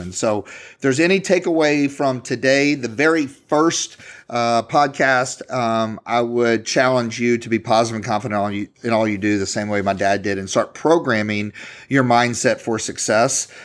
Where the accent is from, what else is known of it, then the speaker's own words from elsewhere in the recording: Louisville, Kentucky, United States; I'm from Louisville, Kentucky